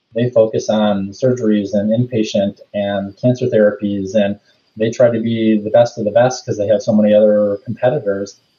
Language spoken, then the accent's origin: English; Rochester, Michigan, United States; I grew up in Rochester, so went to the high school, Adams High School there.